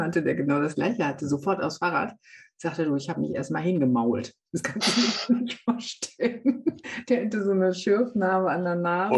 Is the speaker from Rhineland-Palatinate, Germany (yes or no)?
no; Münsterland, North Rhine-Westphalia, Germany; ich komme aus Münsterland, also mhm. Münsterland da wirst du mit dem Sattel unterm Hintern geboren